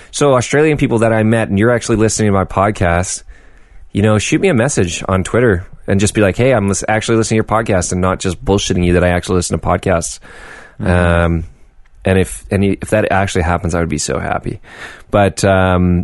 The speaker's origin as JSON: {"language": "English", "town": "Vancouver", "region": "British Columbia", "country": "Canada"}